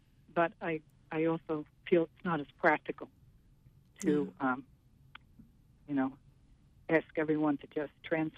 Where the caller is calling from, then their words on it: Morrill, Maine, United States; I'm in Morrill, Maine.